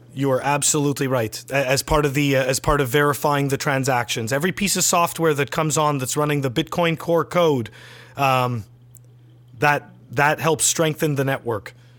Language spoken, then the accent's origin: English; Canada; I'm a Canadian